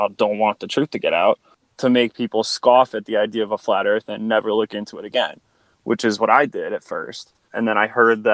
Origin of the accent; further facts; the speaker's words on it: Connecticut, United States; now in Nevada, United States; I'm from Connecticut, which is a state that's to the east of New York in the States of America.